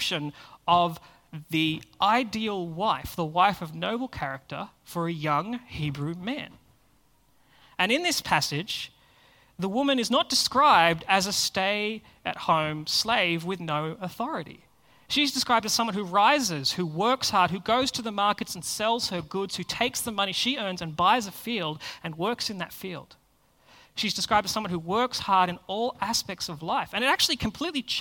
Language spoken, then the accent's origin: English; Australia; us as Australians